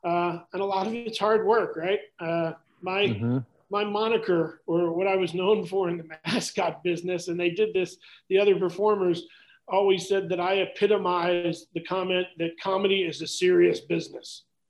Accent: Blue Bell, Pennsylvania, United States; I grew up in Bluebell

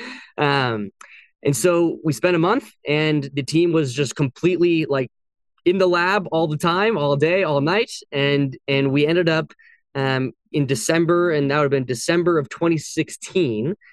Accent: San Francisco area, California, United States; also born or lived in Boston; I was born and raised in California. I grew up there.

